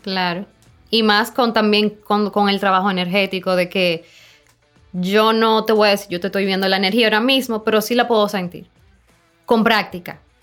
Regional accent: Samaná, Dominican Republic; yo soy de Samaná, mi familia es de Samaná

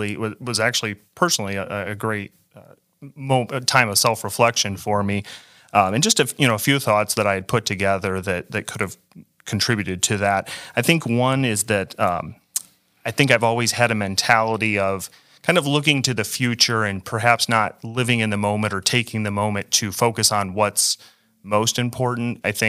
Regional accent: Michigan, United States; So I grew up in West Michigan and grew up in a Christian home, was raised in the church

